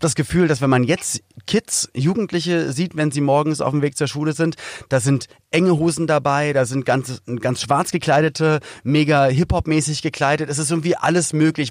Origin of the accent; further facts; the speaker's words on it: Berlin, Germany; komm aus Berlin-Spandau